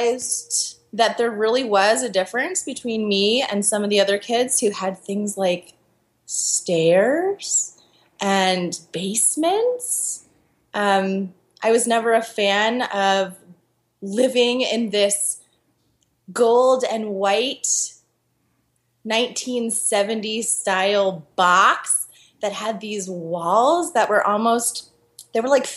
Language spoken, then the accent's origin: English; Philadelphia, Pennsylvania, United States; also born or lived in Costa Rica / Chile; my hometown of Philadelphia